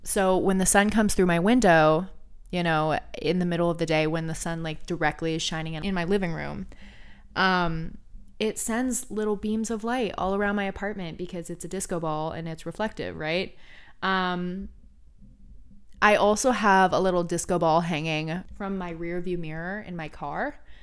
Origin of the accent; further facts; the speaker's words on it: Oregon, United States; now in California, United States; I was born and raised in Oregon